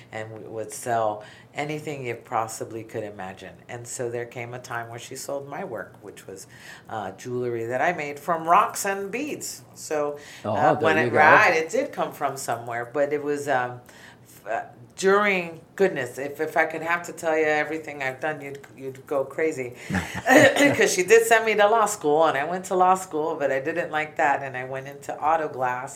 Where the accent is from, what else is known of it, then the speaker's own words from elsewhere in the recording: Miami, Florida, United States; also born or lived in New York City, New York; now in North Port, United States; at 10 months old, we moved to Miami, and I lived in Miami, Florida, till 2005